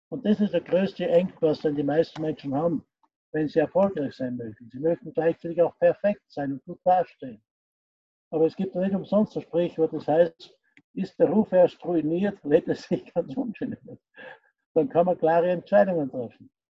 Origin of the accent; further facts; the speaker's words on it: Austria; born there; ich bin gebürtiger Österreicher, äh, bin 72 Jahre alt